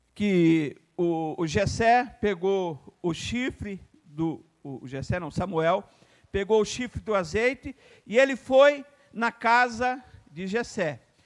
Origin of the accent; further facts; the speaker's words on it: Ouro Fino, Minas Gerais, Brazil; moved away; É onde eu nasci